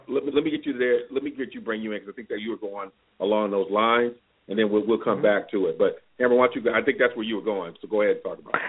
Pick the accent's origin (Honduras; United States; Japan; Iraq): United States; Michigan; I grew up in Michigan.